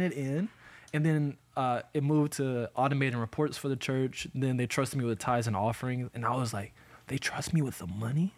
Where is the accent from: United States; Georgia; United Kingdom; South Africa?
United States; Montgomery, Alabama; Montgomery, Alabama. Born and raised